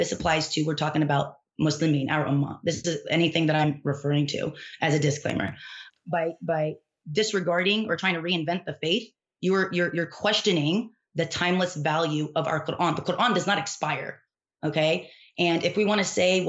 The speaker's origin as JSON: {"language": "English", "town": "Dallas", "region": "Texas", "country": "United States", "tie": "born or raised there", "said": "I grew up here in Dallas, Texas"}